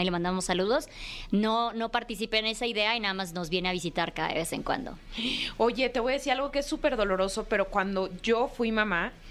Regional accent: Chiapas, Mexico; moved away as an adult; now in Mexico City, Mexico; yo salí eh, de Chiapas por ahí de los 23 años, digo, salí de casa de mi mamá como a los 19, 20, cosa que no es muy común en Chiapas

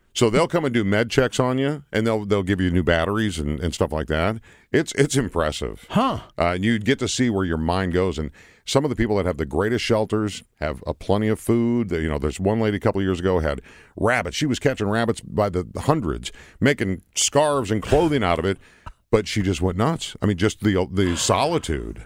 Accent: Minnesota, United States; moved away; I grew up in Minnesota, 10,000 lakes

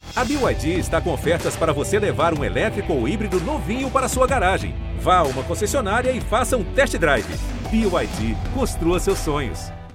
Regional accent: Belo Horizonte, Minas Gerais, Brazil; eu sou nascida e criada em Belo Horizonte

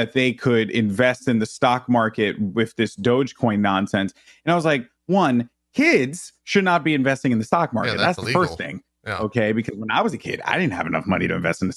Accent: New York City, New York, United States; growing up in the Bronx

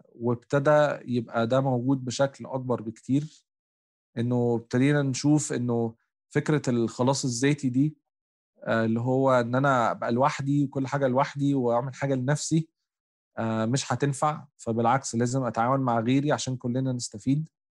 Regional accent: Egypt; انا كمصري افريقي

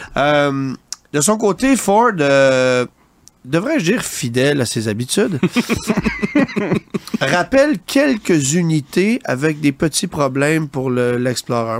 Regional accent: Canada; chez nous au Canada

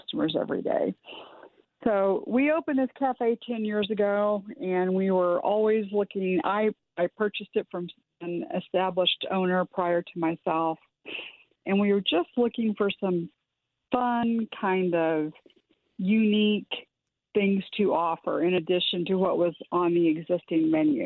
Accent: Iowa, United States; I grew up in the Midwest, and I grew up in Iowa

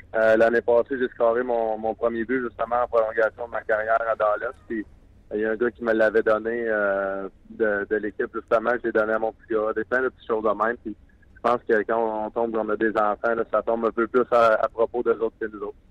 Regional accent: Quebec, Canada; en tant que Québécois

